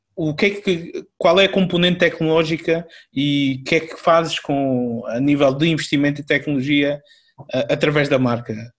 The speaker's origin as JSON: {"language": "Portuguese", "country": "Angola", "said": "eu sou angolano"}